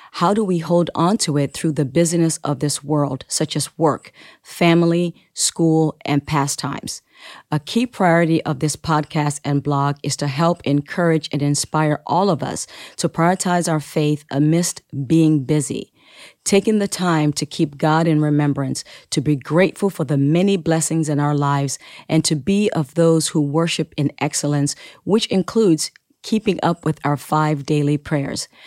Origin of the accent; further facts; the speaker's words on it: Sierra Leone; my native land, Sierra Leone